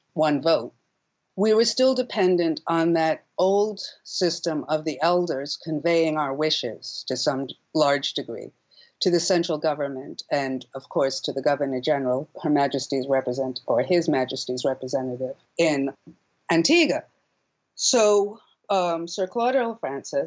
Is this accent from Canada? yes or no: no; Ethiopia; also born or lived in Barbuda; I was born in Ethiopia. My father's Ethiopian.